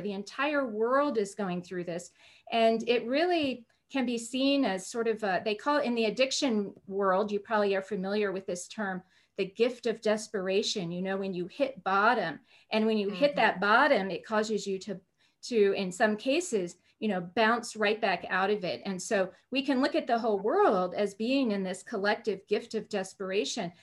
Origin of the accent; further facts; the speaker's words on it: Oregon, United States; moved away; also born or lived in Arizona / East Coast; grew up in Oregon